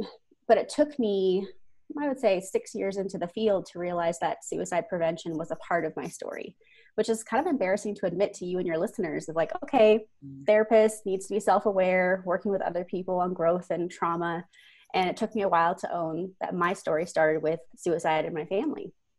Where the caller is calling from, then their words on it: Denver, Colorado, United States; Yes, I am calling in from Denver, Colorado, USA.